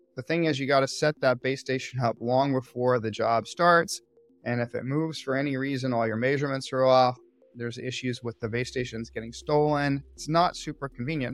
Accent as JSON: {"language": "English", "town": "Austin", "region": "Texas", "country": "United States", "tie": "born or raised there", "also_born_or_lived": "California", "moved": "as an adult", "said": "I grew up in Austin, Texas, and moved to California, where I attended UC Berkeley"}